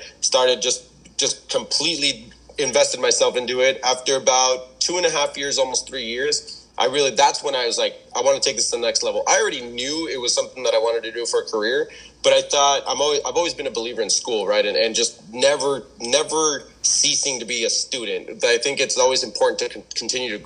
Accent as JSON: {"language": "English", "town": "Wildomar", "region": "California", "country": "United States", "tie": "born or raised there", "also_born_or_lived": "Fallbrook, California / Rainbow, California", "said": "when we were 6 years old, my parents moved us up here to Wildomar, and I've been in Wildomar ever since"}